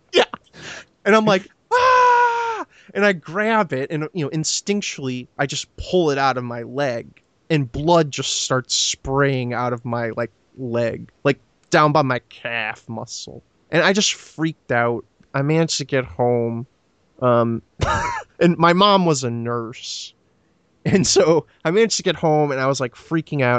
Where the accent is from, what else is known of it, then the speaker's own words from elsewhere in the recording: Florida, United States; I grew up in Florida